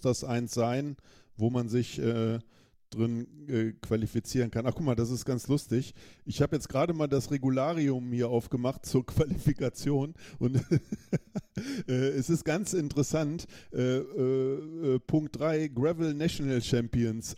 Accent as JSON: {"language": "German", "country": "Germany", "said": "ich muss mich nicht als Deutscher in Deutschland qualifizieren"}